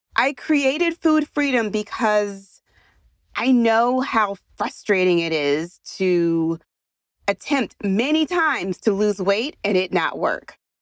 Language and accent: English; Philadelphia, Pennsylvania, United States; I'm from Philadelphia